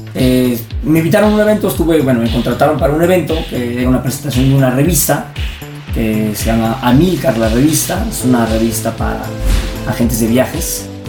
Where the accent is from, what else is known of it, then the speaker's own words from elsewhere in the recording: Zihuatanejo, Guerrero, Mexico; moved away; vivimos en un pueblito así, eh, chiquito, yo soy de Ixtapa, de Cihuatanejo